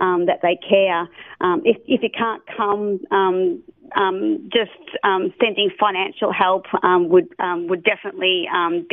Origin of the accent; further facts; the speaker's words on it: Australia; moved away; I'm a missionary from Australia